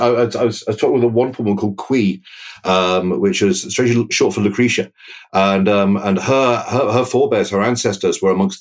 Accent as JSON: {"language": "English", "town": "Maidenhead", "region": "South East England", "country": "United Kingdom", "tie": "born or raised there", "moved": "yes", "lives_now": "Brighton, United Kingdom", "said": "I'm initially raised in Maidenhead, which is 50 miles west of London. My dad comes from County Clare, but my mum from a nearby town called Reading."}